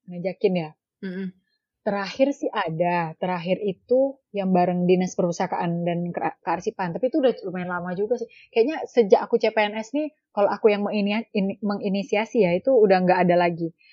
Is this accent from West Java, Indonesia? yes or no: no; Bengkalis, Riau, Indonesia; kayak misal aku asli Bengkalis tinggal di Bengkalis